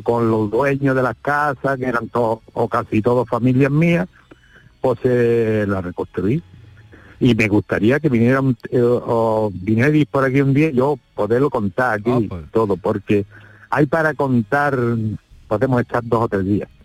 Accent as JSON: {"language": "Spanish", "town": "El Acebuchal", "region": "Andalusia", "country": "Spain", "tie": "born or raised there", "also_born_or_lived": "Cómpeta", "lives_now": "Frigiliana, Spain", "said": "volví a, la Cebuchal y viví en la Cebuchal hasta los 10 años."}